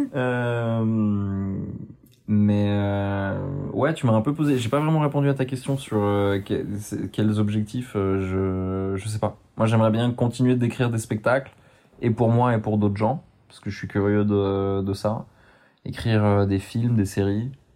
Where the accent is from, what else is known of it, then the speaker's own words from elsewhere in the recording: Switzerland; mon papa est parisien, ma maman est barcelonaise, et ils m'ont pondu euh, en Suisse